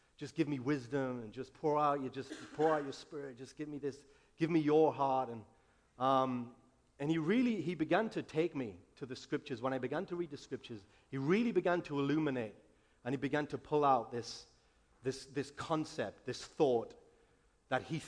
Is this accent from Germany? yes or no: no; England, United Kingdom; moved away as an adult; now in United States; I'm from England. I've been in America 2 years now